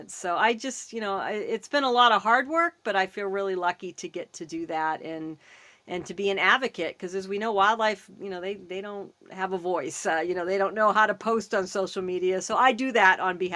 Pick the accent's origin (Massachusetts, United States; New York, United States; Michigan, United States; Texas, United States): Massachusetts, United States; now in Los Angeles, United States; I'm from the East Coast. I'm from Massachusetts originally, so I have a kind of a good East uh, West Coast thing.